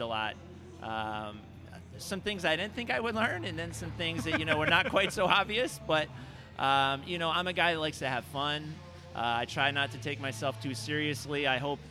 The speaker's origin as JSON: {"language": "English", "town": "Laguna Niguel", "region": "California", "country": "United States", "tie": "born or raised there", "said": "growing up in Laguna Niguel"}